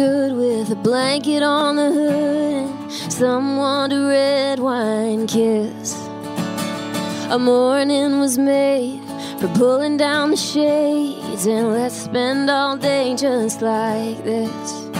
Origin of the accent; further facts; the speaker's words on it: Philadelphia, Pennsylvania, United States; I'm from Pennsylvania, I'm from Philly.